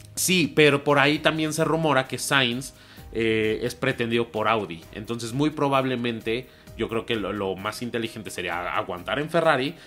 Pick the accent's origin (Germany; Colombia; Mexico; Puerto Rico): Mexico; nosotros como mexicanos